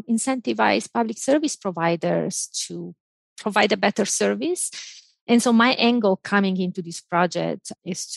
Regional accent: Italy; moved away; I grew up in Italy

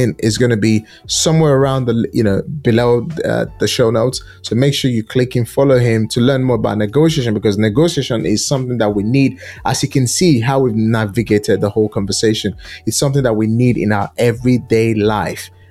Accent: Nigeria; now in United Kingdom; Nigeria is a country I'm so passionate about. That's my home country

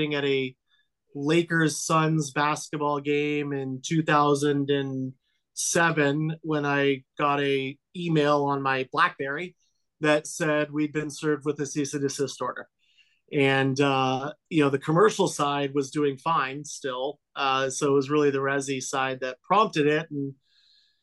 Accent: Los Angeles, California, United States; I grew up here in Los Angeles. I grew up in the San Fernando Valley

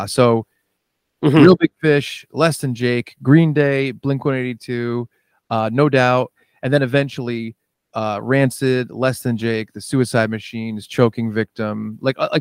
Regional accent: Bristol, Rhode Island, United States; also born or lived in Warren, Rhode Island / Providence, Rhode Island; I was born in Providence, but yeah, I grew up in Warren until I was like five, and then I made the big move to Bristol, Rhode Island, which was six minutes down the road.

